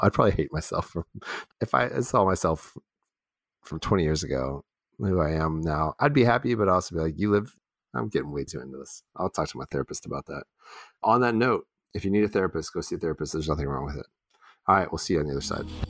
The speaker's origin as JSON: {"language": "English", "region": "Texas", "country": "United States", "tie": "born or raised there", "also_born_or_lived": "Houston / Dallas", "said": "I'm I'm from Texas, but I'd never really been to Austin. So I was a Houston and Dallas guy, you know, like well, not guy, I was a kid"}